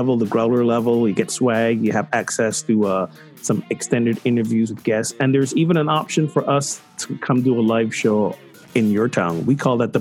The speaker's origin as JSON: {"language": "English", "country": "Barbados", "moved": "yes", "said": "my home country of Barbados"}